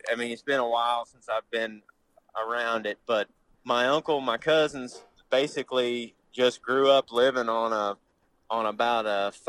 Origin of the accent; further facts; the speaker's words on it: Paris, Missouri, United States; I'm from Northeast Missouri. I grew up in a little town called Paris. Okay. Uh, with about 900 people in it. I graduated high school with 38